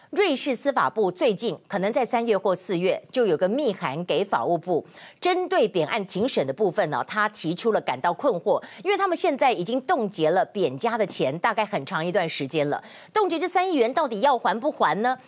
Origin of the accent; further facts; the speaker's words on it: Taiwan; 我们台湾人